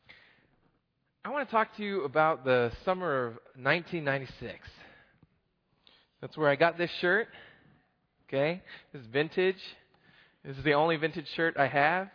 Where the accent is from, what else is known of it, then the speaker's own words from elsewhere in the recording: Oklahoma, United States; I'm from Oklahoma